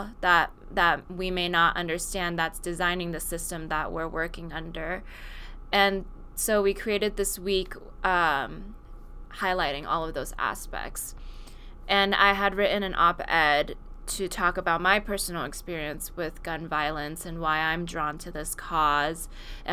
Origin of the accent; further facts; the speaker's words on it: Silicon Valley, California, United States; And I grew up in Silicon Valley, which is not somewhere that you see a lot of gun violence.